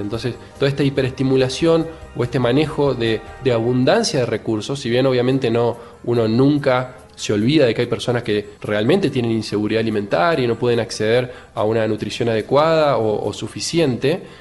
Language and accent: Spanish; Paraná, Entre Ríos, Argentina; now in Rosario, Argentina; Yo nací en Paraná, que es una ciudad que está a 6 horas más o menos de Capital Federal, y vivo hace 20 años en Rosario